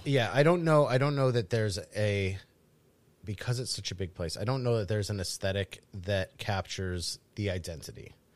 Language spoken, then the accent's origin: English; New England, United States; growing up in the Northeast.